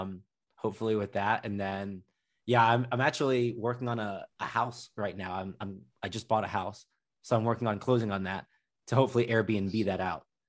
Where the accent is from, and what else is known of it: Slough, South East England, United Kingdom; born or raised there; now in United States